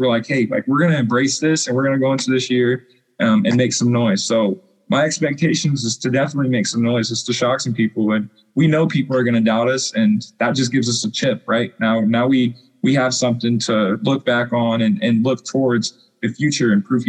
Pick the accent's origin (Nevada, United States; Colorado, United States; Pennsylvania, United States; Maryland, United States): Colorado, United States; La Junta; because I came from La Junta, Colorado, with, I don't even know, like, probably like 4,000 people.